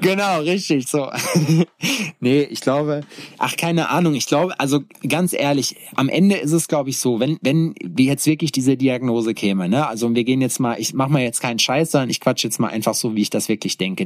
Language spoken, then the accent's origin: German; North Rhine-Westphalia, Germany; moved away; in meinem Heimatort Schexmühle. Shoutout an Schexmühle 58 Represent. Und äh, so ein kleines Nest zwischen Hagen und Lüdenscheid im Nordrhein-Westfalia